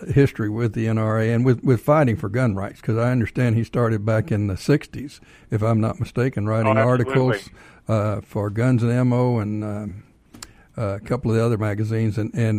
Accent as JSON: {"language": "English", "town": "Bells", "region": "Texas", "country": "United States", "tie": "born or raised there", "also_born_or_lived": "Leonard, Texas", "said": "I was born in North Central Texas, up in a little place called Leonard, Texas, and a year later moved to Bells. That's where I tell everybody I'm from Bells. It's just a kind of a hole in the road there"}